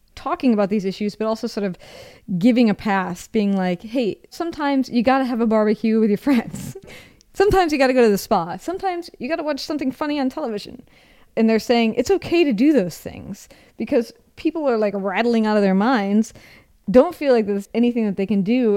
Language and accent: English; Seattle, Washington, United States; moved away as an adult; also born or lived in Rome; I'm from Seattle.